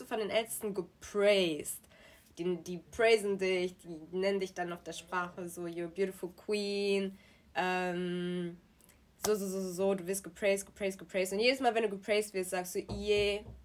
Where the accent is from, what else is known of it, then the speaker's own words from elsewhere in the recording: Germany; also born or lived in Nigeria; Und dann sind wir irgendwann nach mhm. Deutschland gekommen und ich bin in Deutschland zur Schule gegangen